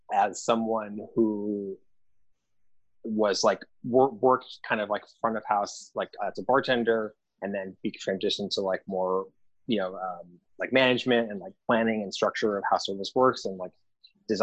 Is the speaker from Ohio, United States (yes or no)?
no; Connecticut, United States; moved away as an adult; also born or lived in Manhattan, New York; now in New York City, United States; I was born in Manhattan, so there's that. And I grew up in Connecticut, but I've been quote back since 2001